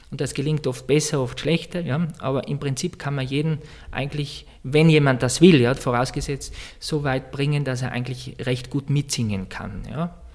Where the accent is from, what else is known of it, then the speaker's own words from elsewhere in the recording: Heinfels, Tyrol, Austria; also born or lived in Vienna; now in Salzburg, Austria; Ich komme aus, aus Osttirol, aus Heinfels. Das ist der Nachbarort von Silian. Ja, also ich bin Tiroler.